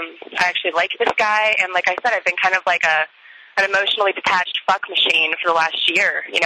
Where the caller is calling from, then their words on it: Denver, Colorado, United States; I'm calling from Denver